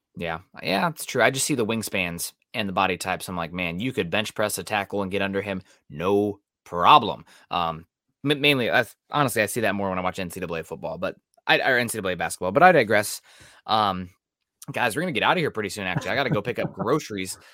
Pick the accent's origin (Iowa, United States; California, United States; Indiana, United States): Iowa, United States; southern; also born or lived in Missouri; I'm from a little further south there, southern Iowa